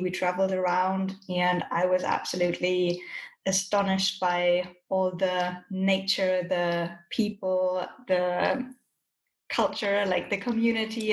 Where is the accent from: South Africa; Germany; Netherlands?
Germany; moved away as an adult; now in Colombia; I'm originally from Germany, but as Sarah said, I'm now living in Colombia.